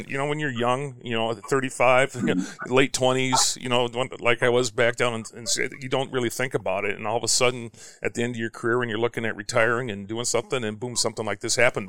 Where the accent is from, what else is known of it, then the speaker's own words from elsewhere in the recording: St. Louis Park, Minnesota, United States; moved away; also born or lived in Cedar Rapids, Iowa; I grew up in St. Louis Park